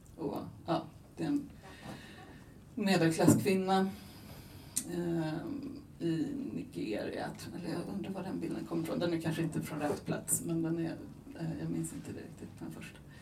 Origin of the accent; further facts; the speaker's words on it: Buenos Aires, Argentina; moved away; jag är själv född i Buenos Aires, jag är halvargentinare